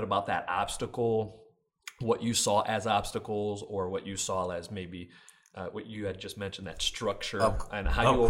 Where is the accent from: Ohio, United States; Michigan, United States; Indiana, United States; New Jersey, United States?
Michigan, United States; Grand Rapids; I'm born and raised Grand Rapids, Michigan, too.